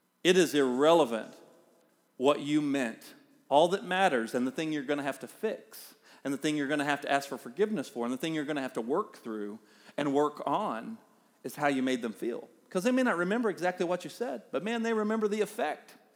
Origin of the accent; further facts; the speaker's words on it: the South, United States; accent: Southern; We're both from the South, and we have accents